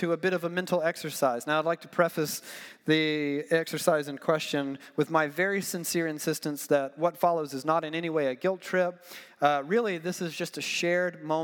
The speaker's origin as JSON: {"language": "English", "region": "Georgia", "country": "United States", "said": "I'm from Georgia."}